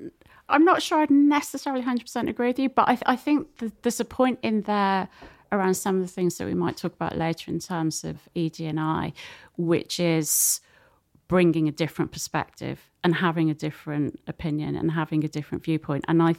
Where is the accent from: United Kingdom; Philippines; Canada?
United Kingdom; North West England; accent: Scouse; no one was going to pay you to work in the city with a Scouse accent.